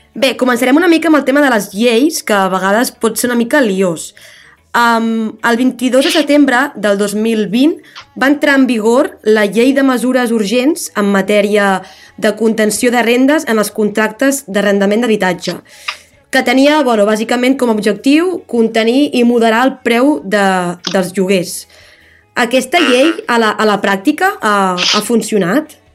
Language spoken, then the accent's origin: Catalan; Palafrugell, Catalonia, Spain; sóc d'un poble, sóc de Palafrugell